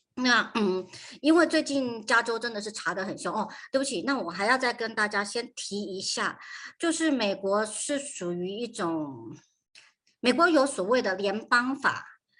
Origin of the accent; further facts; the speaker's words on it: Taiwan; moved away as an adult; now in United States; 我是在台湾长大，台湾出生的